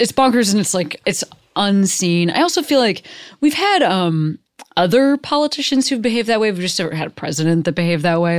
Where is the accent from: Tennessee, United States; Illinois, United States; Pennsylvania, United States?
Illinois, United States; Chicago; I grew up in Chicago, there's not a border wall there